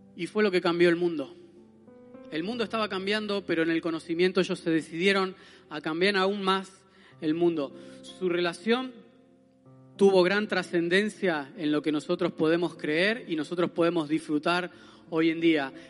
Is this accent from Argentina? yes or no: yes; Argentina; moved away; como argentinos nosotros